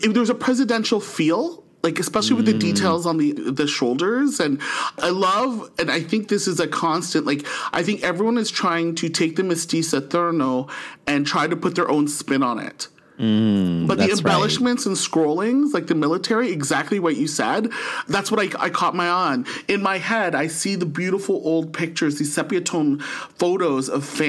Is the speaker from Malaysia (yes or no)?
no; Philippines; like, we're Filipino, conservative, but still